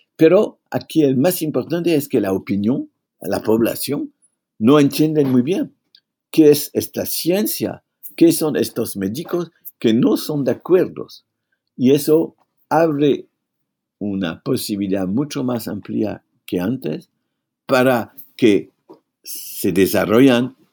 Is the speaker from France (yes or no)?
yes; France; Spanish is a second language; en mi país